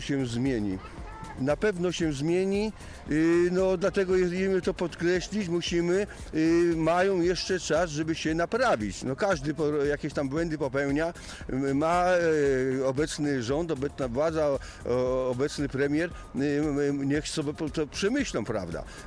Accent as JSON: {"language": "Polish", "town": "Zielona Góra", "region": "Lubusz Voivodeship", "country": "Poland", "said": "tutaj u nas w Zielonej Górze"}